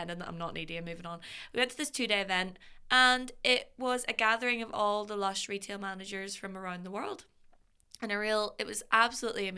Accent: Belfast, Northern Ireland, United Kingdom; I'm from Belfast

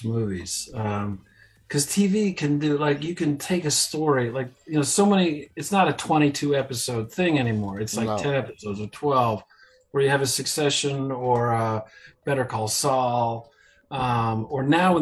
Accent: United States; also born or lived in New York City; I grew up, about an hour outside of New York

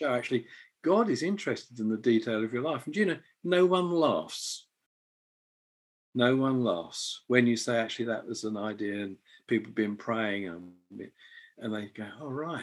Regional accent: England, United Kingdom; moved away as an adult; now in Edinburgh, United Kingdom; as an Englishman

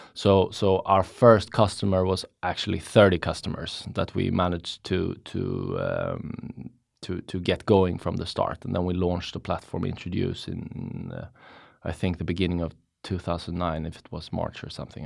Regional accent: Stockholm, Stockholm County, Sweden; I'm from Stockholm. Been living in Stockholm for basically all my life.

